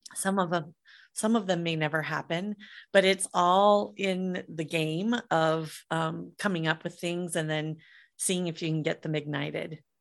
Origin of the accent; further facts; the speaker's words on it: Midwest, United States; I grew up in the Midwest in the mid eighties